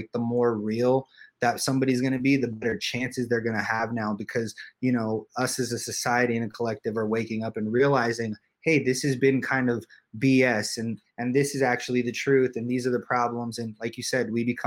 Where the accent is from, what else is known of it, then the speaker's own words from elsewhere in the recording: Los Angeles, California, United States; I grew up in Hollywood